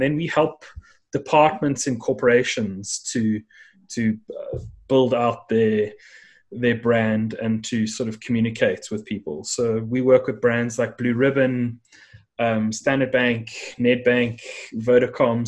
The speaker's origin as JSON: {"language": "English", "country": "South Africa", "tie": "born or raised there", "said": "there were many people from around the world that somehow ended up here at the bottom end of Africa, and and that's how I ended up uh, coming to to life."}